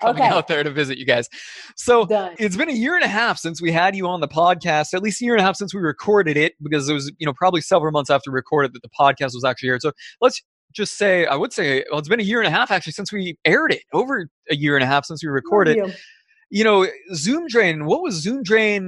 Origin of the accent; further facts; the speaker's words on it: Florida, United States; somebody that was born and raised in Florida